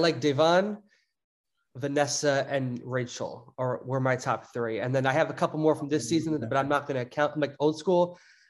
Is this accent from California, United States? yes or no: no; New Jersey, United States; I grew up in Jersey, so right over the bridge.